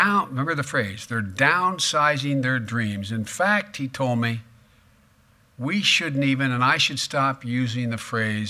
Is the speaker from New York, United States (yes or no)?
no; Claymont, Delaware, United States; guys like me, growing up in Claymont